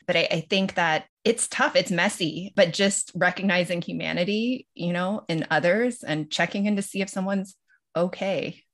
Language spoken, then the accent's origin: English; Los Angeles, California, United States; also born or lived in Tokyo, Japan; I grew up in Los Angeles and split a lot of my time with Tokyo